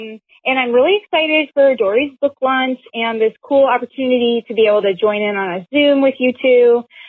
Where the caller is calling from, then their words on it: Dayton, Ohio, United States; I'm calling from Dayton, Ohio.